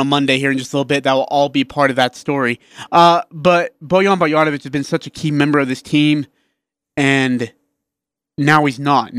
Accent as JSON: {"language": "English", "country": "India", "moved": "yes", "lives_now": "Utah, United States", "said": "I'm from India."}